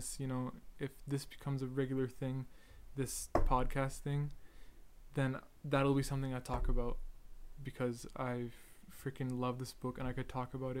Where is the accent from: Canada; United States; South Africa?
Canada; Edmonton, Alberta; I'm 18 years old. I'm Canadian. I was born in Edmonton, Alberta on March 10th, 2003 at like 10:53 a.m. on a Monday.